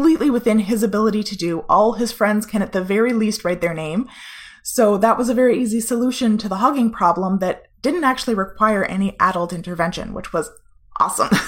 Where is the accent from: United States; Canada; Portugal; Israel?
Canada; we're Canadian